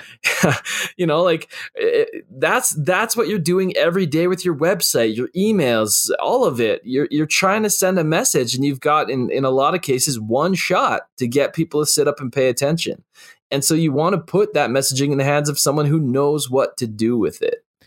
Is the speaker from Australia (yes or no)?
no; Canada; I'm a Canadian